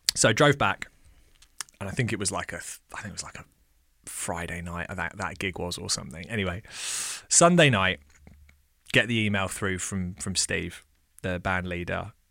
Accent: England, United Kingdom; also born or lived in Australia; my mum came over to England when I was about two and a half

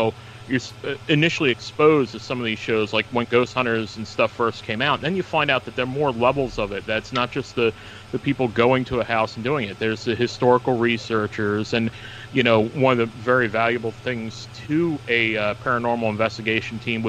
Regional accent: New Jersey, United States; now in Warwick, United States; I grew up in New Jersey

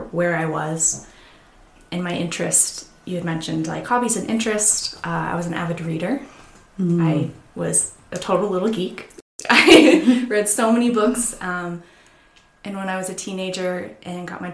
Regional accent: Casper, Wyoming, United States; I'm a Casper native, so I was born and raised in Casper, Wyoming. Almost my entire family is here

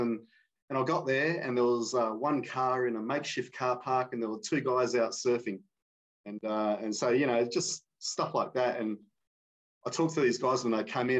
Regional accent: Perth, Western Australia, Australia; I grew up in the metropolis that is Perth

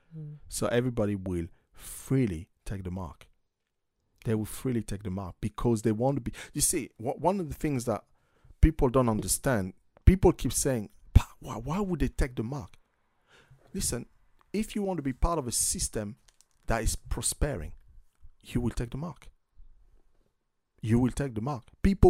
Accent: United States; So, you know, I'm American.

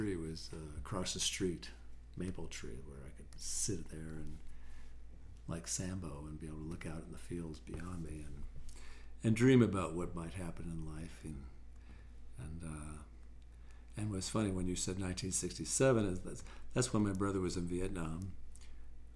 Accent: New Hampshire, United States; also born or lived in Scituate, Massachusetts / Long Island, New York; now in Boulder, United States; when I was 8 years old, I got to first grade in New York. And when I got to second grade, moved up to New Hampshire

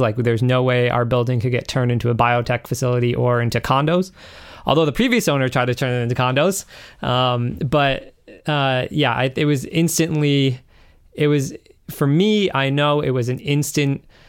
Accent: Western Massachusetts, United States; moved away as an adult; now in Charlestown, United States; I grew up out in Western Mass in the middle of the woods.

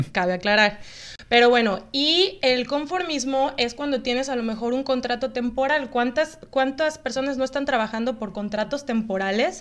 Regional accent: Mexico; moved away as an adult; now in Canada; somos de México, venimos llegando, tenemos una semana aquí

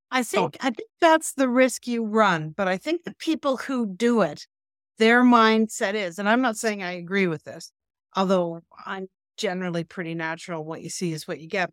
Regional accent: Canada; we're Canadian

